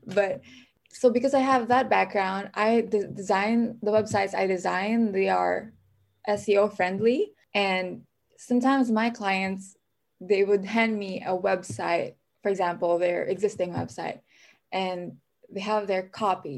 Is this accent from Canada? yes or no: no; Philippines; moved away as an adult; now in Minnesota, United States; I'm an immigrant, so I'm from the Philippines